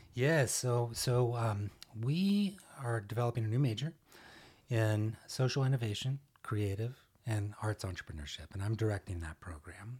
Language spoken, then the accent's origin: English; Arlington, Texas, United States; also born or lived in Dallas, Texas; I was born in Dallas, in Oak Cliff, and, uh, lived here for a number of years, and, uh, then grew up in Arlington